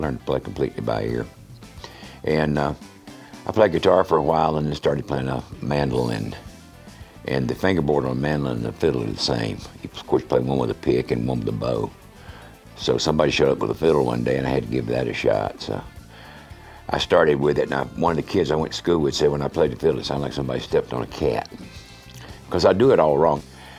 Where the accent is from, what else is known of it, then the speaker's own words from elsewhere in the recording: Valdosta, Georgia, United States; also born or lived in Wilmington, North Carolina / South Carolina; I was born in Wilmington, North Carolina, and I had gone to first grade all of 2 weeks when my dad changed jobs and we moved to Valdosta, Georgia. I lived in North Carolina, South Carolina, and Georgia in my formative years.